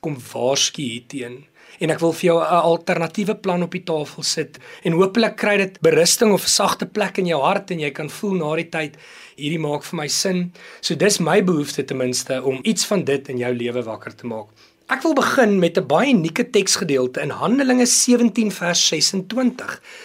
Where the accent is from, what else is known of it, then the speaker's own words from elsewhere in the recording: South Africa; ons is Suid-Afrikaners